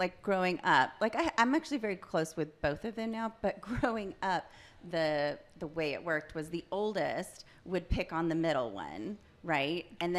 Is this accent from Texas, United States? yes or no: yes; Irving, Texas, United States; I was born in Irving, Texas. Former home of the Dallas Cowboys.